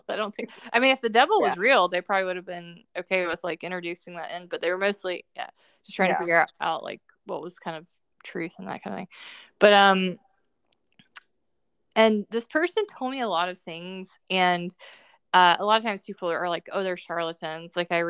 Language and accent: English; the South, United States; I grew up in the South